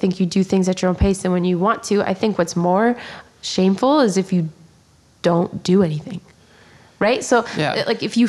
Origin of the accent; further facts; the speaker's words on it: Poland; English is a second language; I grew up in Poland, obviously